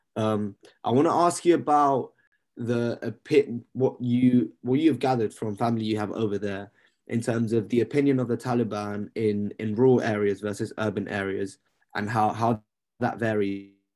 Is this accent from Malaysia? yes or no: no; London, United Kingdom; I grew up in London